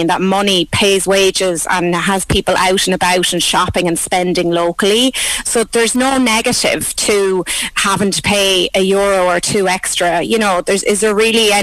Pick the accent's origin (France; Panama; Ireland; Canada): Ireland; Thomastown, County Kilkenny; My first order came from my hometown of Thomastown